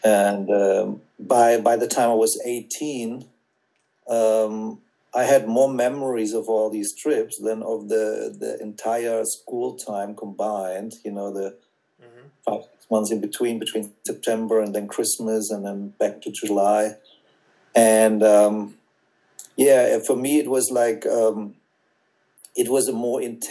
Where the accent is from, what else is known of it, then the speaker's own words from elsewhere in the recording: Southern Germany, Germany; I'm from North Germany, and my parents, they thought the whole family thing and aunts and aunties and grandparents and I don't know what was a little bit too much. So they moved down to South Germany